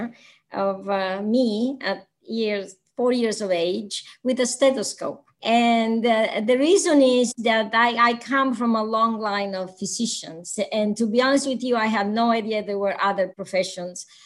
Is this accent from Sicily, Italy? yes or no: yes; Catania, Sicily, Italy; moved away as an adult; also born or lived in Bronx, New York; I am from Catania. Is this, you know, in Sicily.